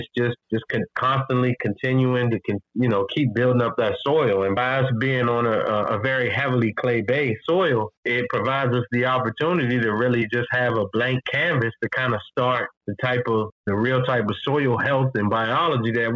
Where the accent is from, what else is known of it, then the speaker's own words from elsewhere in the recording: Washington, District of Columbia, United States; also born or lived in Fredericksburg, Virginia; growing up in Washington, D.C.